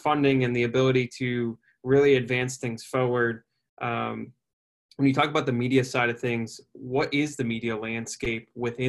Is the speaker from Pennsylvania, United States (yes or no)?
yes; Philadelphia, Pennsylvania, United States; I grew up in Philadelphia, right? I'm going to bleed Philly.